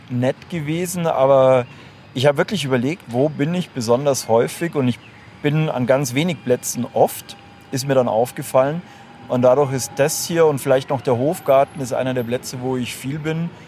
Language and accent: German; Munich, Bavaria, Germany; Tatsächlich bin ich geborener Münchner. Bin einer dieser, dieser schlimmen Münchner, die man nicht aus der Stadt rauskriegt.